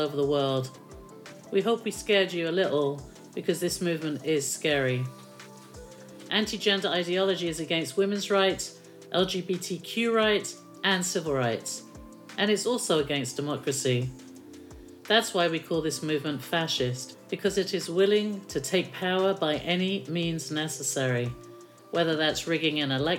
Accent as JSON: {"language": "English", "region": "London", "country": "United Kingdom", "tie": "born or raised there", "said": "in London, because that's my hometown"}